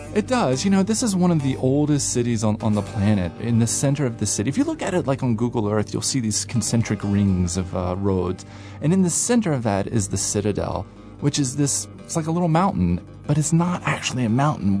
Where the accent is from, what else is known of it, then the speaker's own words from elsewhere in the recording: United States; I'm, you know, I'm American